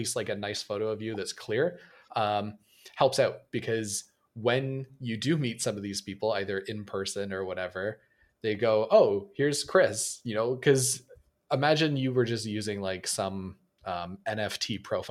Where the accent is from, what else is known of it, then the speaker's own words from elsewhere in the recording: Canada; a Canadian developer